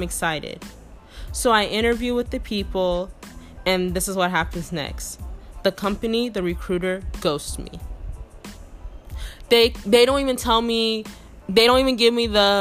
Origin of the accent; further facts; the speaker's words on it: Texas, United States; I'm from Texas